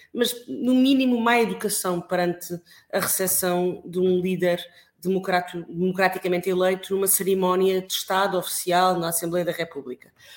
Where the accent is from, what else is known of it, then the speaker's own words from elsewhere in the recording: Alentejo, Portugal; moved away; also born or lived in Coimbra; eu nasci no Alentejo, numa pequena vila alentejana